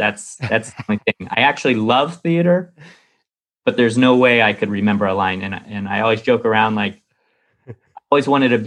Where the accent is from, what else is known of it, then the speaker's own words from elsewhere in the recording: Mission Viejo, California, United States; I was born and raised in Mission Viejo, California.